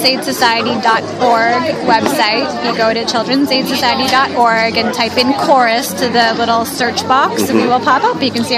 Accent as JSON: {"language": "English", "town": "Toronto", "region": "Ontario", "country": "Canada", "moved": "as an adult", "lives_now": "New York City, United States", "said": "I've been here for almost 12 years, okay. But I am from Canada originally, from Toronto."}